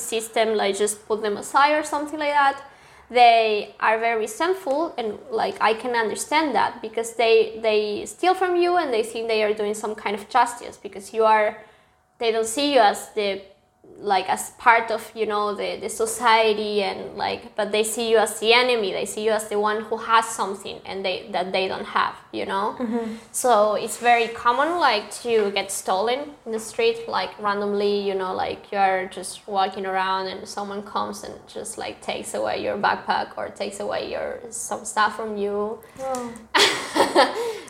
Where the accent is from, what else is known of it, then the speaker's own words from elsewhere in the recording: Córdoba, Argentina; English is a second language; moved away as an adult; also born or lived in San Luis, Argentina; now in Germany; I was born in San Luis. That is a very, very small city in Argentina, but I lived my whole life in Cordoba